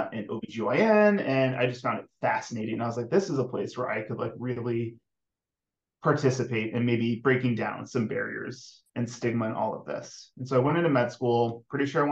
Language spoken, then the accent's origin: English; Florida, United States; moved away as an adult; also born or lived in Missouri / Maryland; I grew up in the South. I grew up in Florida